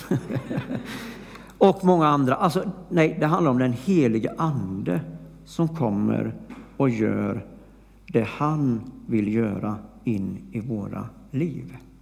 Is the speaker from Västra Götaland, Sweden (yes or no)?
yes; Flobby, Västra Götaland, Sweden; jag var ju från Flobby